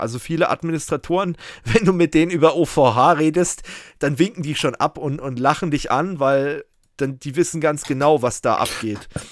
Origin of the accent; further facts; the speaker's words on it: Germany; bei uns in Deutschland